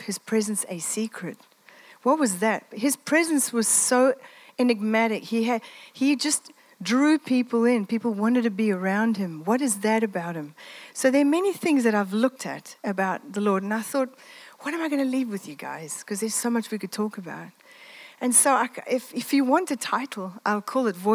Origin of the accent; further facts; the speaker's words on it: Italy; moved away; I grew up in the Mediterranean. I'm Italian.